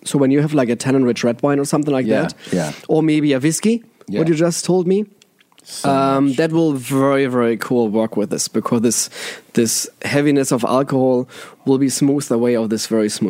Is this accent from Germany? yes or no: yes; Germany; accent: German; English is a second language; moved away; my German accent, my funny German accent